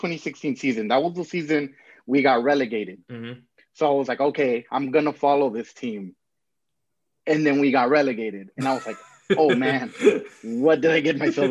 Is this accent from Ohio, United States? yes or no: no; Los Angeles, California, United States; now in Long Beach, United States; I was born in LA. I live 20 miles south, Long Beach, California